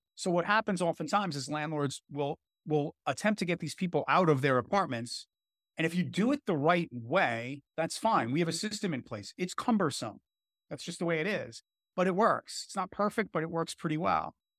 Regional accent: New York City, New York, United States; I grew up in Brooklyn. and I live in Brooklyn

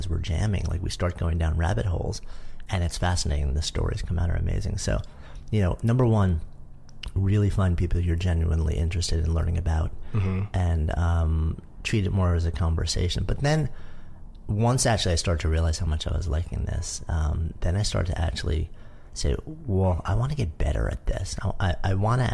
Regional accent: New York, United States; I was a longtime New Yorker. I grew up just outside of New York. I've been in the city since '89.

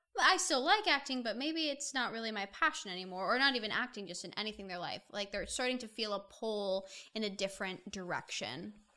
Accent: Indiana, United States; now in Los Angeles, United States; I'm originally from Indiana

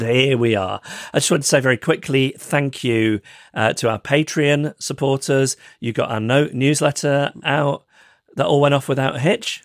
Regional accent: United Kingdom; me as a British person

